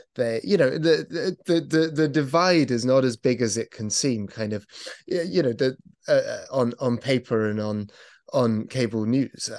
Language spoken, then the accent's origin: English; United Kingdom; as a British person